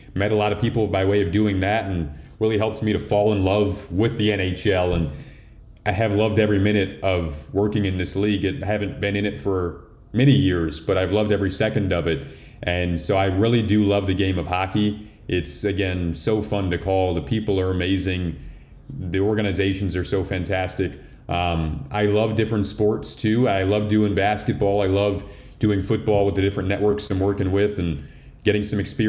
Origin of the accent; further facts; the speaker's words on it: Detroit, Michigan, United States; moved away as an adult; now in Chicago, United States; I grew up in Detroit watching the Red Wings